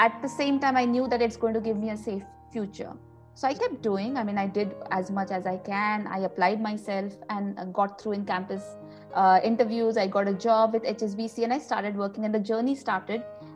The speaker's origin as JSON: {"language": "English", "town": "Nagpur", "region": "Maharashtra", "country": "India", "tie": "born or raised there", "moved": "as an adult", "lives_now": "Sydney, Australia", "said": "I'm from Nagpur, originally from Nagpur. And that's where I grew up."}